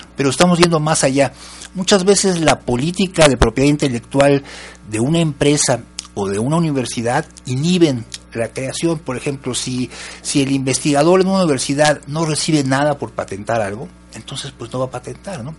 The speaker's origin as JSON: {"language": "Spanish", "region": "Jalisco", "country": "Mexico", "said": "somos jaliscienses"}